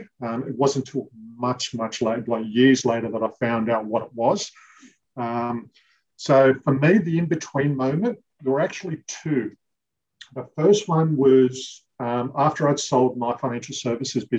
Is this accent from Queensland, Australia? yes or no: no; Western Sydney, Forster-Tuncurry, New South Wales, Australia; now in Terrigal, Australia; I was born in Western Sydney, lived there for quite a few years of my childhood and moved up to the New South Wales mid-north coast, a place called Foster Tuncurry